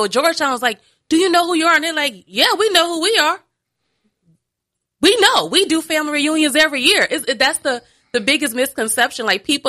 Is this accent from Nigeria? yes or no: yes; Nigeria; Again, my mama, I'm a Nigerian. First and foremost, I'm that.